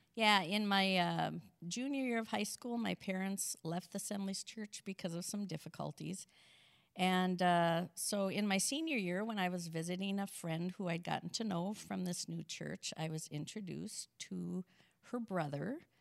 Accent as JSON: {"language": "English", "town": "St. Cloud", "region": "Minnesota", "country": "United States", "tie": "born or raised there", "also_born_or_lived": "Sauk Centre, Minnesota / Holdingford, Minnesota", "said": "our family moved to Saint Cloud when I was in third grade, and then I lived the rest of my youth in Saint Cloud"}